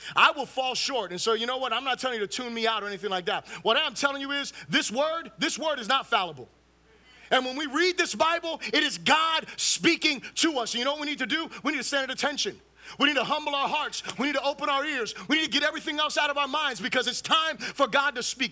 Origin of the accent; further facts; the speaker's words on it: Fort Lauderdale, Florida, United States; also born or lived in Miami, Florida; now in Orlando, United States; I was born in Miami, right? Um, raised in Fort Lauderdale and moved up here to Orlando